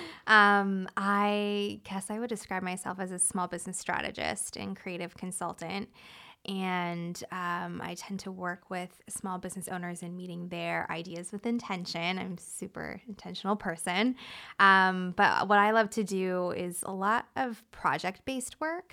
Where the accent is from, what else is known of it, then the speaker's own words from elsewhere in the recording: Toronto, Ontario, Canada; moved away as an adult; also born or lived in San Diego, United States; now in Hawaii, United States; I'm from Canada, so, um, I am from Toronto originally.